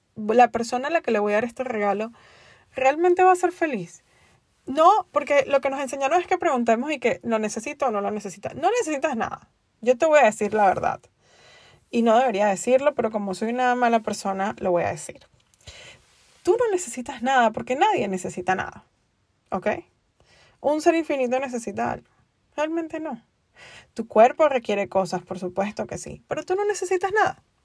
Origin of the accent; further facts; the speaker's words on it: Venezuela; moved away as an adult; also born or lived in Spain; now in United States; soy venezolana y viví en un país desde mis 19 años en o desde mis 20 años en un país donde básicamente no te daban a elegir